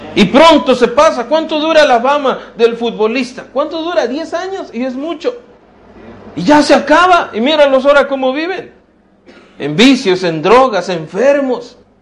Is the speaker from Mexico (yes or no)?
yes; Mexico; todos somos mexicanos, qué bueno, ¿verdad? Mira, somos ciudadanos mexicanos